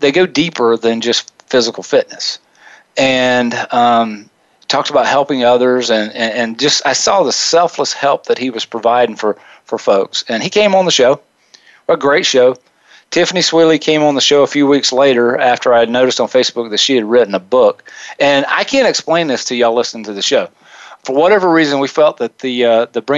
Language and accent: English; the South, United States; growing up in the South and in a small town